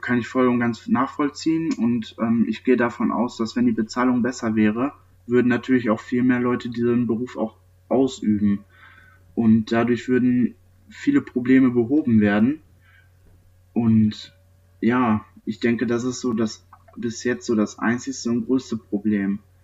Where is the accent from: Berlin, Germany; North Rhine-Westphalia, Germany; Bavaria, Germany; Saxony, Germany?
North Rhine-Westphalia, Germany; near Neheim; Ich komme aus der Nähe von Neheim